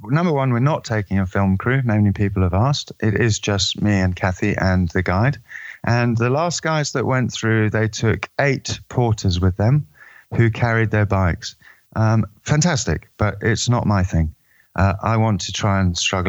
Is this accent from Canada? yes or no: no; Eswatini; I'm from Swaziland in Southern Africa, otherwise known as Eswatini